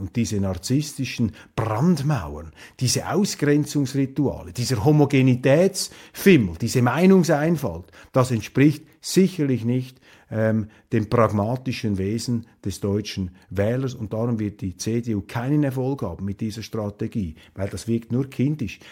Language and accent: German; Switzerland; hier als Schweizer, äh, jenseits der Landesgrenze